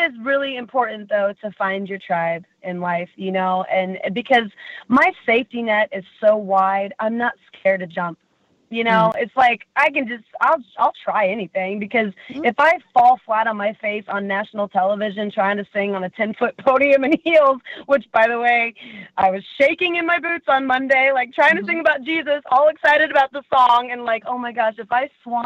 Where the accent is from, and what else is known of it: Kansas City, Missouri, United States; born or raised there